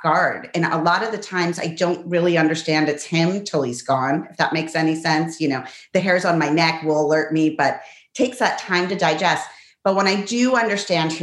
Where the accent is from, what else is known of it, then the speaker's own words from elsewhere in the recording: Pittsburgh, Pennsylvania, United States; also born or lived in La Plata, Argentina; I was born in Argentina, but grew up in Pittsburgh